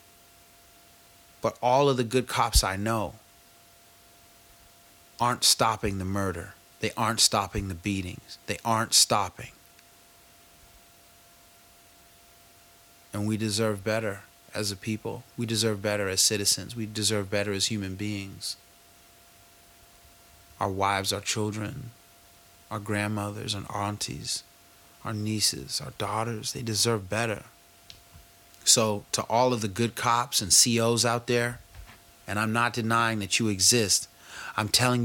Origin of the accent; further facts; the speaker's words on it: United States; as an American, as an African American